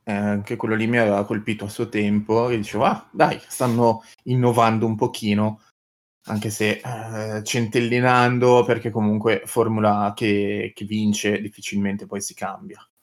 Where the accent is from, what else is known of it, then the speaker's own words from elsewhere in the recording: Piacenza, Emilia-Romagna, Italy; io sono di Piacenza